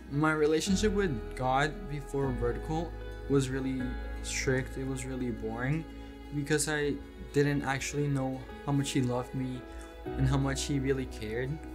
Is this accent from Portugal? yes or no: no; Colombia; born there; I was born in Colombia and I'm 14.